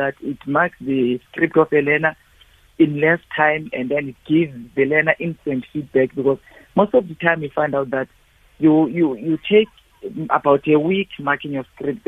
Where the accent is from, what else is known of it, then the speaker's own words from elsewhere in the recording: Eastern Cape, South Africa; I'm coming from the Eastern Cape in deep rural areas there